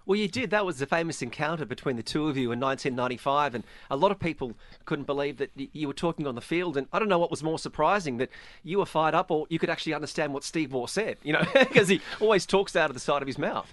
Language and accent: English; Australia; now in Dubai, United Arab Emirates; as, as an Australian, I'm very fortunate that I was a child of 1990s cricket in Australia